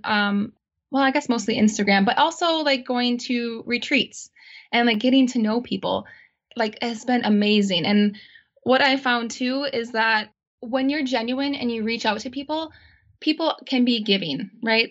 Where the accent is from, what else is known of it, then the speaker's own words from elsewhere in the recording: Auburndale, Wisconsin, United States; also born or lived in Milwaukee, Wisconsin; my hometown in Auburndale, Wisconsin